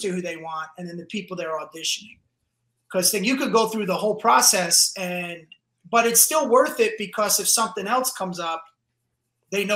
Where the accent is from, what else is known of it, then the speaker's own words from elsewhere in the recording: New Jersey, United States; accent: Jersey; moved away; I was in Jersey for a week, you're around all your cousins and everybody, so you just started talking like a jerk off again